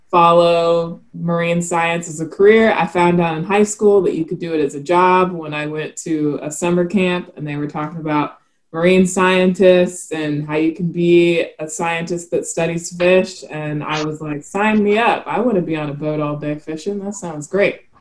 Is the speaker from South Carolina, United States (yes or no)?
yes; South Carolina, United States; also born or lived in Montgomery, Alabama; I was born in Montgomery, Alabama, but I say I'm from South Carolina because that's where I spent the most time. And um, my dad is from Myrtle Beach, South Carolina, so I grew up fishing with him.